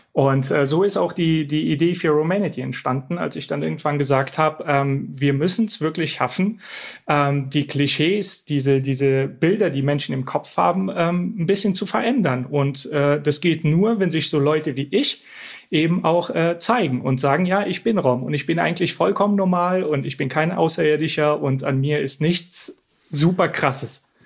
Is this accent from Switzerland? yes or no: no; Bulgaria; now in Germany; ich komme aus Bulgarien